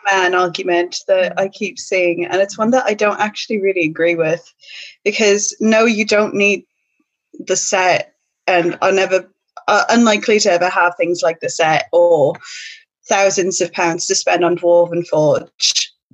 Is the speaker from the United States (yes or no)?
yes; United States; moved away as an adult; now in United Kingdom; an American speaking, well, live, who's lived in the UK for eleven years now